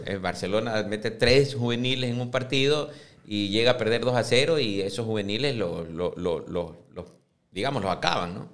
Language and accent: Spanish; Ecuador; siendo ecuatorianos